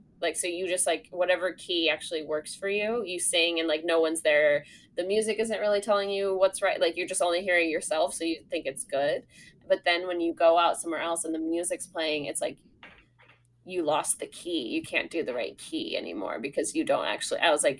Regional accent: Sonoma, California, United States; born or raised there

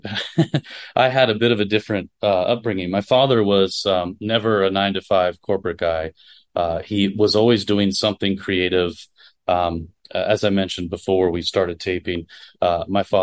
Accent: Florida, United States; moved away; I grew up in Florida

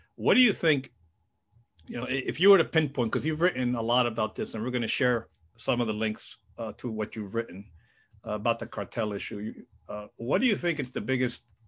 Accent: South Florida, United States; now in Washington, United States; We both grew up in South Florida

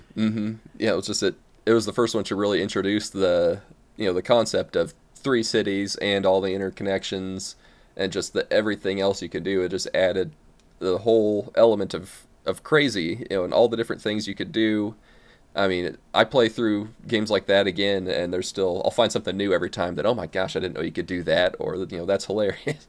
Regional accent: Midwest, United States; accent: American; from the, the United States. You know, as you can probably tell by my differing accent

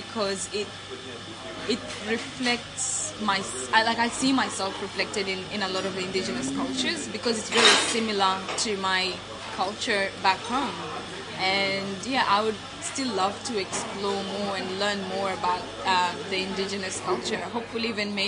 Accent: Kenya; also born or lived in Nuba Mountains, Sudan / Forest Lake, Brisbane, Australia; now in Brisbane, Australia; growing up in Sudan, well, in Kenya, you know, in a Sudanese family

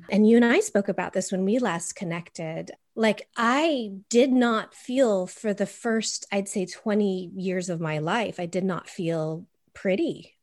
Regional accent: Los Angeles, California, United States; I was raised in a Caucasian Swiss German household in California, in L A of all places

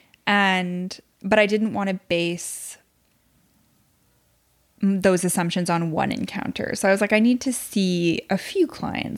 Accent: Quebec City, Quebec, Canada; now in Ottawa, Canada; I'm from Quebec City.

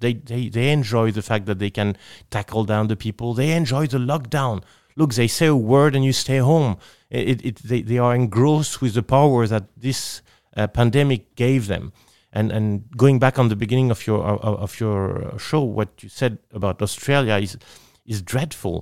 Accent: Nice, Provence-Alpes-Côte d'Azur, France; English is a second language; I am from Nice, which is in southeast of France

